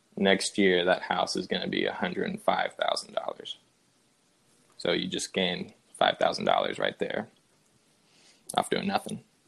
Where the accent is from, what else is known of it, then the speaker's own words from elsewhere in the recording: Spring Hill, Tennessee, United States; We both uh, Went to Independence High School in Spring Hill, Tennessee, my hometown